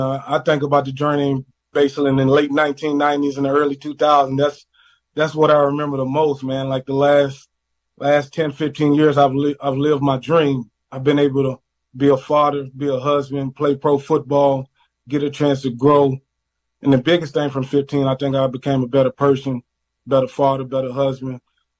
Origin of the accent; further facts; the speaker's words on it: Mississippi, United States; accent: heavy tongue; moved away; I'm from Mississippi, so I got a heavy tongue.